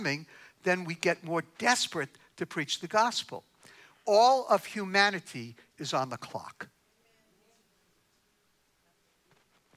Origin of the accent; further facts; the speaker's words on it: New York, United States; I'm from New York